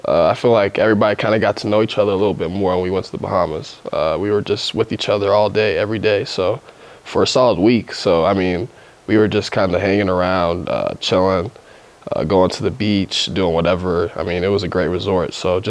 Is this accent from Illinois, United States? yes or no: no; Oklahoma, United States; Oh, yeah, definitely. That's my side of the country, so just being down there will be fun.